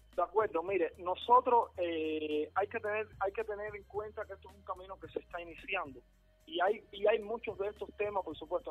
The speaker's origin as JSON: {"language": "Spanish", "country": "Cuba", "said": "estamos nosotros como cubanos"}